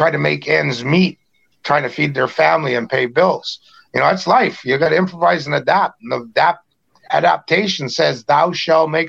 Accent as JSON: {"language": "English", "region": "British Columbia", "country": "Canada", "said": "in British Columbia, us Indians"}